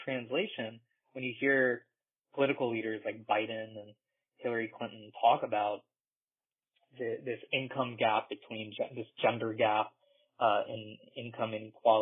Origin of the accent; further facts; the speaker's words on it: India; now in United States; I'm from India